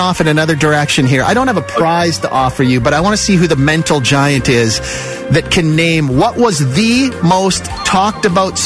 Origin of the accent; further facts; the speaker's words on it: Canada; being Canadian